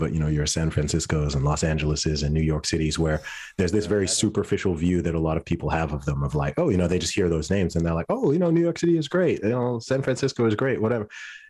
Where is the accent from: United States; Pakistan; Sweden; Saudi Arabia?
Saudi Arabia; also born or lived in Luton, United Kingdom; You know, I grew up in Saudi Arabia. I lived in Saudi Arabia for 20 years.